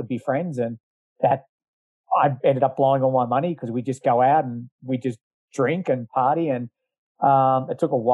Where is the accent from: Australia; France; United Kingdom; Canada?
Australia; Geelong, Victoria; also born or lived in Ballarat / Texas; I'm from Geelong. Bells Beach is just up the road